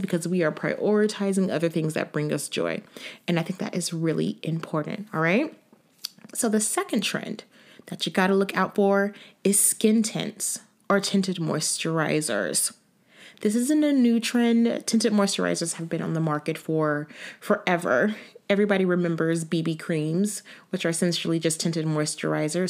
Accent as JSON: {"language": "English", "region": "Florida", "country": "United States", "also_born_or_lived": "New York, New Jersey area", "moved": "yes", "lives_now": "New York/New Jersey area, United States", "said": "I'm from Florida"}